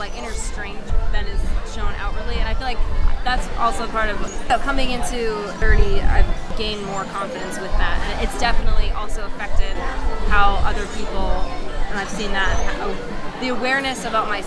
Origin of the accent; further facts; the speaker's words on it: Boston, Massachusetts, United States; I'm from Boston